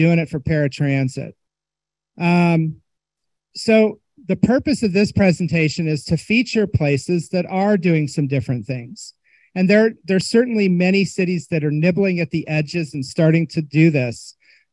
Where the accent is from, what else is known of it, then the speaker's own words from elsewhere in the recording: Indiana, United States; I'm from Indiana